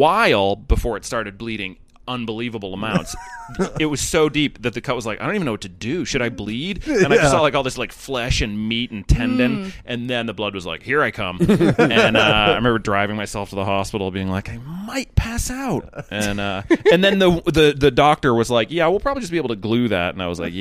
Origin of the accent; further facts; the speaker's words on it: Boston, Massachusetts, United States; I'm from Boston